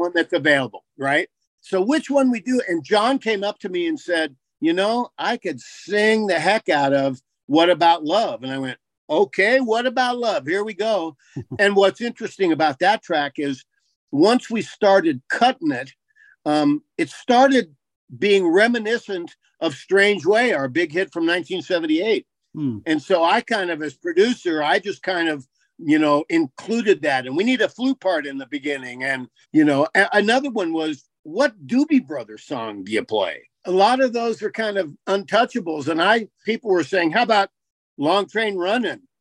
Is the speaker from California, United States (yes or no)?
no; Boulder, Colorado, United States; came into my hometown and suddenly Boulder for a few years was a hotbed